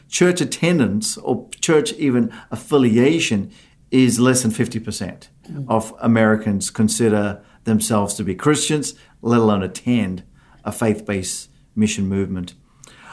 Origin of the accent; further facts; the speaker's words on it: Australia; moved away as an adult; also born or lived in South Africa; now in Tustin Ranch, United States; As young children, our families migrated to Australia, and Australia's been home up until the last 4 years